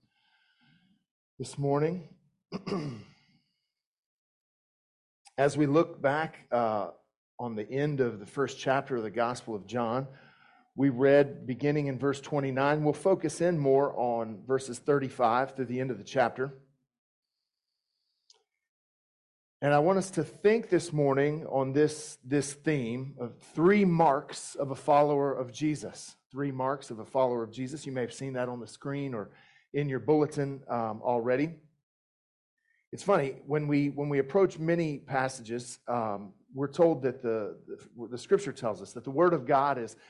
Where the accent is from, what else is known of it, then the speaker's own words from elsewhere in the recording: southeastern United States, United States; moved away; My accent may give me away, but I grew up in the southeastern United States primarily